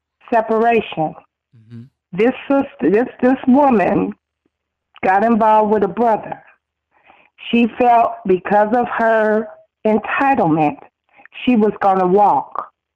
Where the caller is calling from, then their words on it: Phoenix, Arizona, United States; calling from Phoenix, Arizona